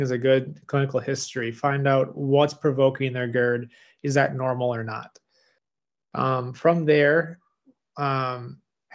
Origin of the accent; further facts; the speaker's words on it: Midwest, United States; moved away as an adult; now in Richmond, United States; I'm from the Midwest, now I'm in Richmond here